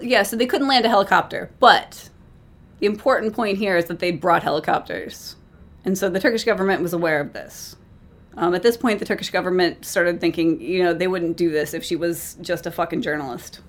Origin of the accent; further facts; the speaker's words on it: United States; I'm American